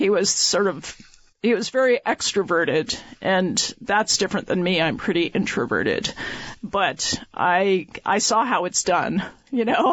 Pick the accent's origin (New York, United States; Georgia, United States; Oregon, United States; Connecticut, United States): New York, United States; Ithaca; now in Vermont, United States; I grew up just outside the Cornell University campus